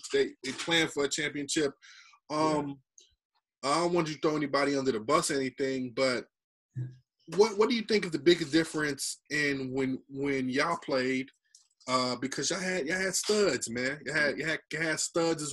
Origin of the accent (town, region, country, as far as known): Laurinburg, North Carolina, United States